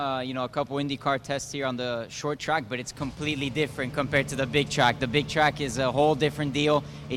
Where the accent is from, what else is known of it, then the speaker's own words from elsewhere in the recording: Florida, United States; I'm from Florida, so it feels like racing at home.